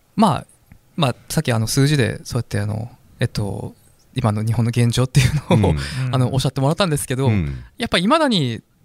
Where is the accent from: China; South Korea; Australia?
South Korea; Japanese is a second language; moved away as an adult; now in Japan; 韓国の受験戦争って いうものに、まあなれなかったっていうかどうしてもそれには乗れなかった